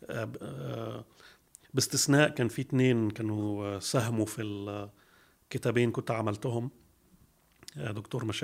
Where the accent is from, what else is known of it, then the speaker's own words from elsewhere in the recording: Switzerland; also born or lived in Germany; now in Egypt; خلفيتي انا نشات في سويسرا والمانيا والدي كان آه، آه، مهندس معماري درس عماره في مصر في جامعه عين شمس وبعد كده جات له بعثه يدرس آه، في سويسرا في الستينات